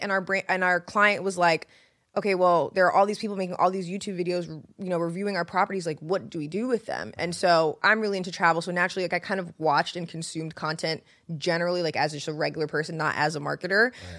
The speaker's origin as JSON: {"language": "English", "region": "New York", "country": "United States", "said": "And the funny thing about being like a New Yorker and moving to the South is that people move really differently."}